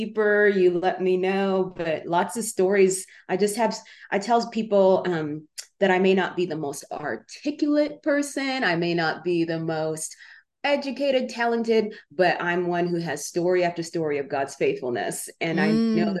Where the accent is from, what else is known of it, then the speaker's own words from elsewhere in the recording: Uganda; moved away; I was born in Uganda during the days of Idi Amin